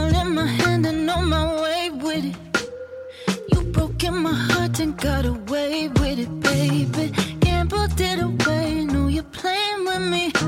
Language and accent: English; Chicago, Illinois, United States; now in Brooklyn, United States; I'm from Chicago